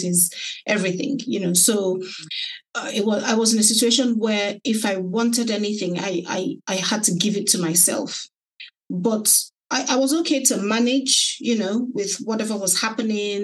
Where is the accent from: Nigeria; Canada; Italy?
Nigeria; moved away as an adult; also born or lived in London, United Kingdom; now in Kent, United Kingdom; my parents relocated to Nigeria, so I went with them